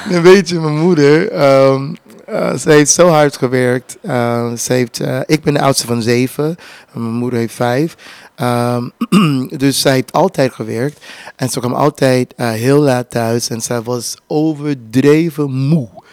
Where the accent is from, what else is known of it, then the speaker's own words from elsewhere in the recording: Houston, Texas, United States; Dutch is a second language; moved away as an adult; also born or lived in Louisiana / Germany; ik ben Louisiana geboren, dat, dat is daarnaast. maar in Houston, Texas opgegroeid.